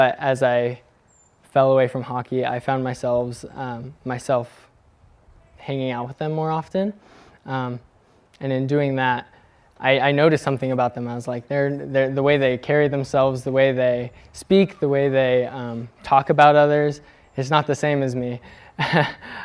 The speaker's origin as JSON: {"language": "English", "region": "California", "country": "United States", "tie": "born or raised there", "also_born_or_lived": "Bend, Oregon / Dubuque, Iowa", "said": "we moved from Oregon into California, when I was around 3, we began attending a United Methodist church, and we stayed there till I was about 12"}